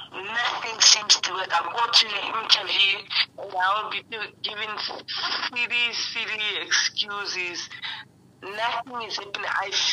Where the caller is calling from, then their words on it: Tembisa, Gauteng, South Africa; I live in Timbis, just after Midrand.